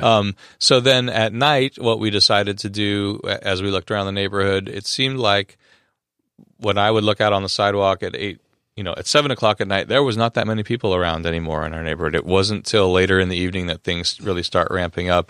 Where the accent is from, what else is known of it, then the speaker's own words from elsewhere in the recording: Los Angeles, California, United States; I'm from Los Angeles